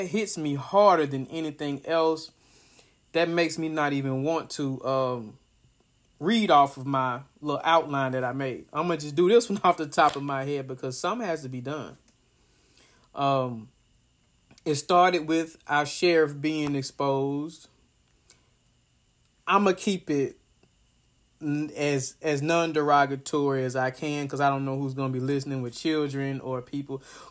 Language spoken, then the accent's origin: English; Ripley, Tennessee, United States; moved away; my hometown, Ripley, Tennessee.